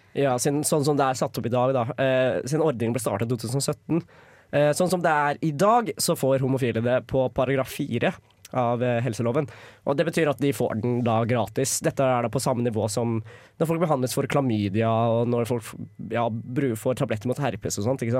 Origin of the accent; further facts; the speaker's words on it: Lillehammer, Innlandet, Norway; som stolt lillehamring